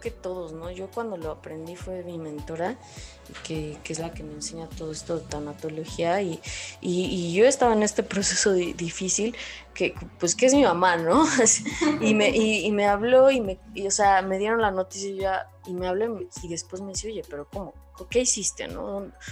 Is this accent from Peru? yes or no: no; Mexico; nosotros los mexicanos